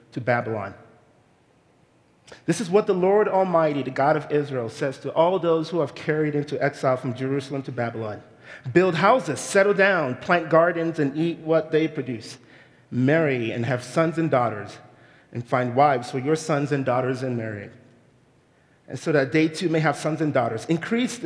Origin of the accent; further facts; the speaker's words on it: Nigeria; moved away as an adult; now in United States; I am a Nigerian immigrant, and I moved to this country about 22 years ago